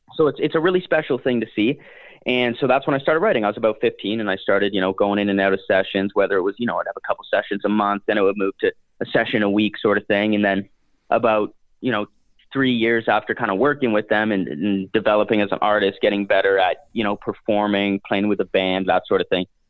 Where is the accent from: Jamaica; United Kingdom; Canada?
Canada; being a Canadian fellow myself